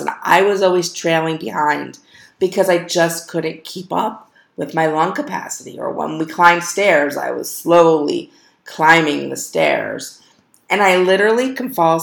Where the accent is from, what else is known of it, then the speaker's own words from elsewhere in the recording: South Florida, United States; also born or lived in Parkland, Florida; I grew up in South Florida